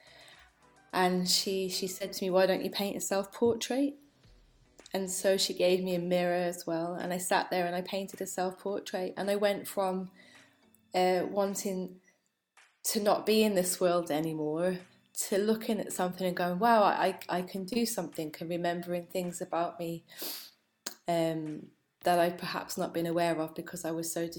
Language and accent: English; Telford, West Midlands, United Kingdom; moved away; also born or lived in London; I grew up in Telford, which is, I mean, it's like this small town, really.